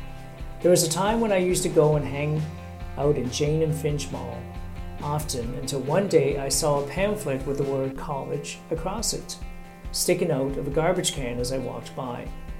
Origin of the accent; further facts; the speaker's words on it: Sri Lanka; moved away as an adult; also born or lived in Middle East; now in Canada; Prior to coming to my new country, I grew up in Sri Lanka and spent some time in the Middle East, where I worked as a welder fitter